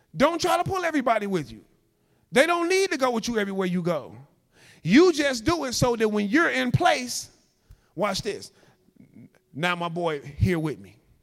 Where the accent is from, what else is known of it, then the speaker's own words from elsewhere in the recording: Chicago, Illinois, United States; moved away as an adult; also born or lived in Louisiana; I'm from Chicago. I'm used to 4 million people